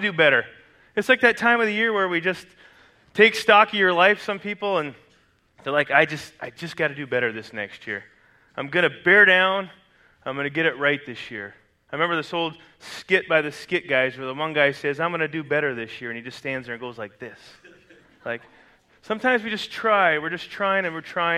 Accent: Canada; moved away; I grew up in Canada, which is a Commonwealth country

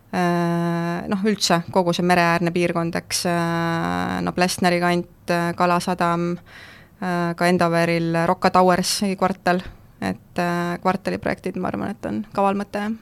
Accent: Keila, Harju County, Estonia; ma ise olen Keilast pärit

